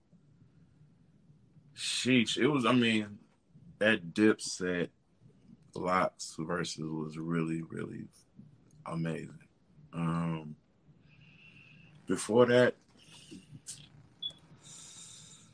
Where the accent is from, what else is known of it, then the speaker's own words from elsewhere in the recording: Atlanta, Georgia, United States; I'm from Atlanta